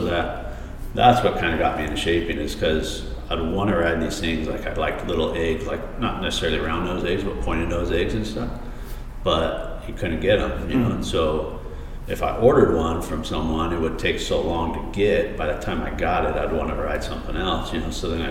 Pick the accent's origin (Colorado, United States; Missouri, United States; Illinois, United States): Colorado, United States; now in San Diego, United States; Colorado's cool, you know. I grew up there. I was the only one in my family not born in California.